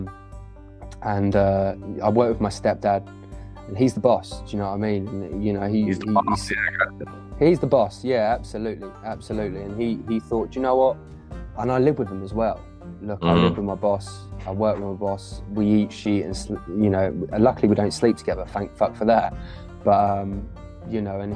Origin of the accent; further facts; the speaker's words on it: West Sussex, South East England, United Kingdom; now in Essex, United Kingdom; I'm from West Sussex